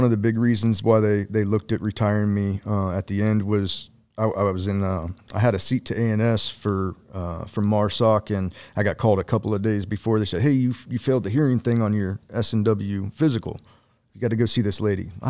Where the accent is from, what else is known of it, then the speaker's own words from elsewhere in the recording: below Columbus, Ohio, United States; Ohio. Ohio. What mm. uh, what part? Like South Central, uh, below Columbus, maybe 45 minutes. Cornfield, small place.